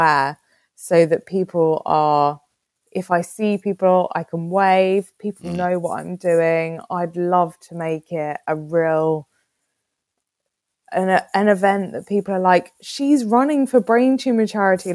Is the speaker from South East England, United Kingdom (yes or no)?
yes; Kent, South East England, United Kingdom; now in Jersey; I'm from Kent